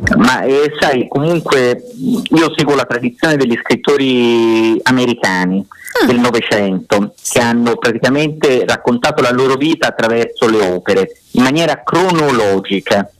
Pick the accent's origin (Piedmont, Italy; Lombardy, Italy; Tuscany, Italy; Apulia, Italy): Tuscany, Italy; Fiesole; also born or lived in Elba / Sicily / Naples; io sono nato in Italia